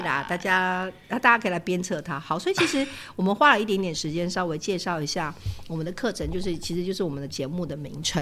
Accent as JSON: {"language": "Chinese", "country": "Taiwan", "also_born_or_lived": "Japan", "said": "我是台湾人"}